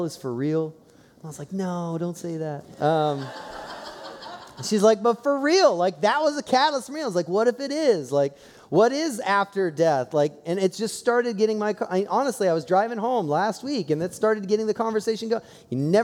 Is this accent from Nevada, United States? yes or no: no; Columbus, Ohio, United States; I growing up in Columbus, Ohio